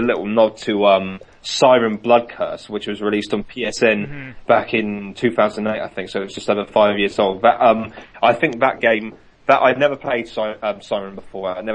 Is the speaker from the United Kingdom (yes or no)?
yes; Reading, South East England, United Kingdom; I'm from Reading.